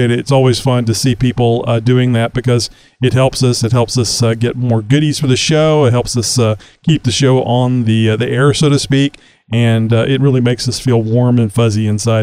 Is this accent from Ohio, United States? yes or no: no; Texas, United States; I'm from Texas, and it's very humid down here in Southeast Texas, the Houston area